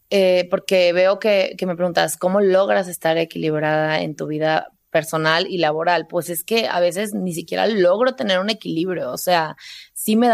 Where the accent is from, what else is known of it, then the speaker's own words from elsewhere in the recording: San Luis Potosí, Mexico; moved away; Porque no te platiqué, pero yo me salí de San Luis Potosí y la primera ciudad a la que fui fue a Monterrey.